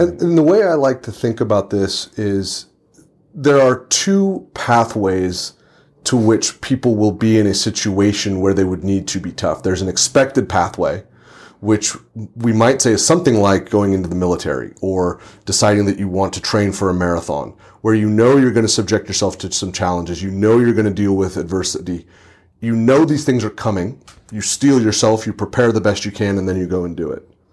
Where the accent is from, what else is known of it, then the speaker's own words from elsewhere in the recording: Santa Rosa, California, United States; I'm in my hometown, I'm in Santa Rosa, California